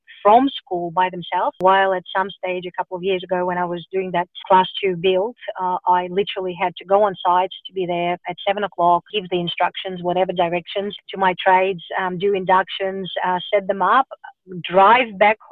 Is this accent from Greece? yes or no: no; Russia; now in Melbourne, Australia; I grew up in Russia